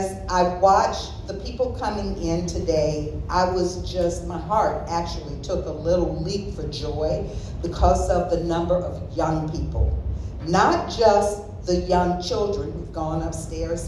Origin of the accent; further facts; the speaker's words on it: the South, United States; I grew up in the South